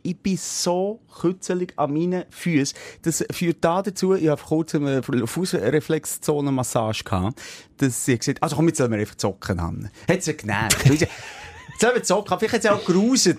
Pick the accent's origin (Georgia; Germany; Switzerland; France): Switzerland; so sind wir Schweizer